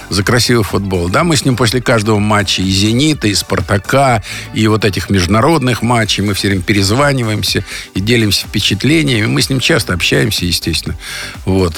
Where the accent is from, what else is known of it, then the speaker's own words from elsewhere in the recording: Moscow, Russia; Я родился на Арбате, а у меня просто через проходной двор улица Вахтангова